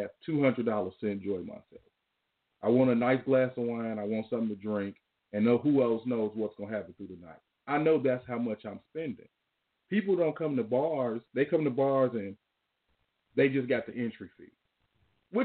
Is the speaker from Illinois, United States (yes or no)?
yes; Chicago, Illinois, United States; I'm from Chicago, but I live out in Dollar